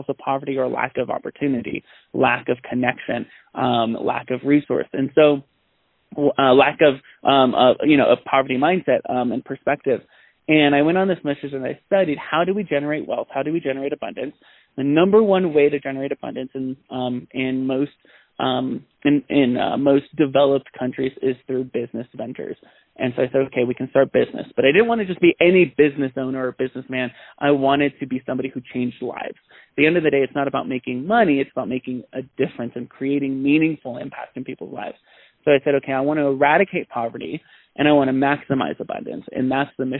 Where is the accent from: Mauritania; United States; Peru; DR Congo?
United States; San Bernardino, California; I grew up in Southern California in San Bernardino, one of the most impoverished cities in Southern California.